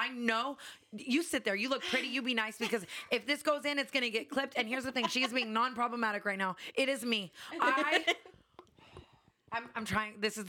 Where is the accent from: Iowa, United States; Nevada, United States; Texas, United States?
Nevada, United States; Las Vegas; I grew up in Vegas.